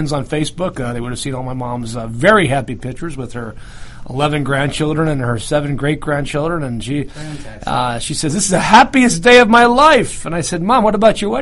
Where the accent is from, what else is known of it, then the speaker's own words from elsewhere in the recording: New York, United States; moved away as an adult; also born or lived in Utah; now in Georgia, United States; I grew up in New York